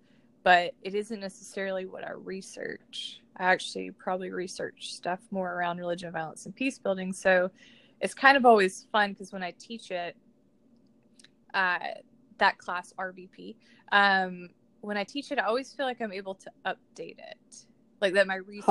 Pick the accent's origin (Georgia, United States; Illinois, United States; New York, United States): Georgia, United States; I grew up in Georgia and I grew up Southern Baptist